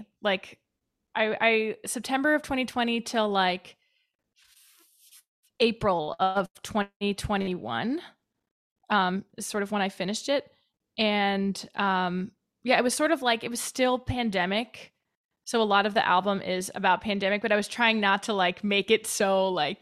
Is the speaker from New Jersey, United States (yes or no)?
no; Wilmette, Illinois, United States; moved away as an adult; also born or lived in Boston; now in New York, United States; I'm from a town like a little north of Chicago called Wilmette.